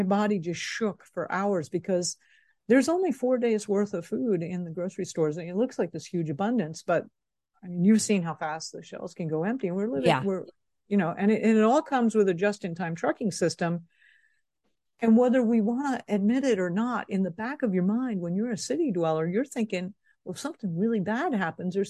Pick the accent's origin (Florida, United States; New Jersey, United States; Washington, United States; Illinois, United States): Florida, United States; moved away; also born or lived in Hong Kong / Austin, Texas; I grew up in Florida.